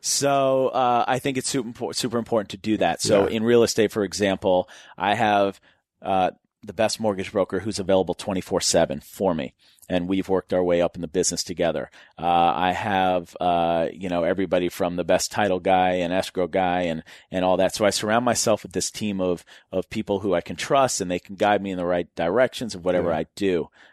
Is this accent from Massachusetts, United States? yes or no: yes; Newton, Massachusetts, United States; I used to drive around and look at houses in my neighborhood that I grew up in Newton, Massachusetts.